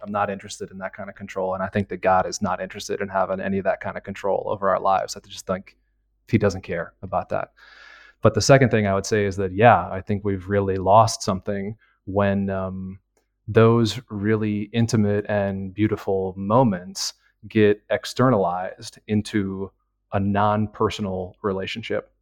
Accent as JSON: {"language": "English", "country": "United States", "moved": "as an adult", "lives_now": "Milan, Italy", "said": "I'm an American."}